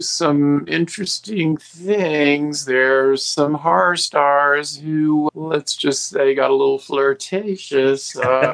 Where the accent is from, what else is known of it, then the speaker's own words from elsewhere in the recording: Asheville, North Carolina, United States; being a closeted gay monster kid growing up in Asheville, North Carolina